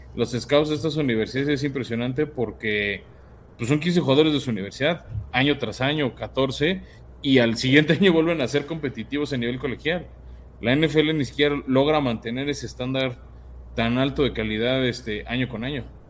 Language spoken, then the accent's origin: Spanish; Mexico; somos mexicanos